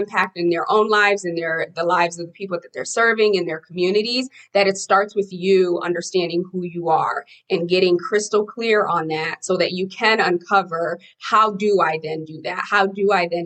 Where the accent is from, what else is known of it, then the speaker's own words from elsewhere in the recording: Haiti; moved away; I'm an immigrant from Haiti